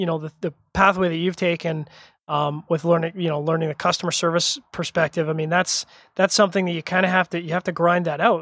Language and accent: English; Canada; I'm a Canadian.